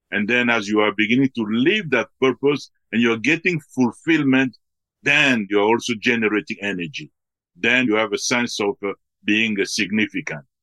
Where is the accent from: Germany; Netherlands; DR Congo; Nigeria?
DR Congo; also born or lived in Belgium; I was born in the Congo and then we live partly in Belgium and then in the Congo. And then uh, from there, uh, even within Africa, we have traveled in some places.